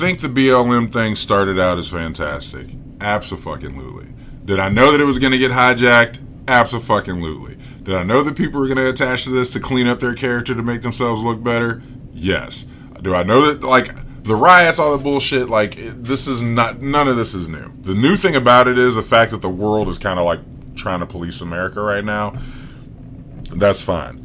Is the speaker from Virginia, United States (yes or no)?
yes; Virginia, United States; I'm from Virginia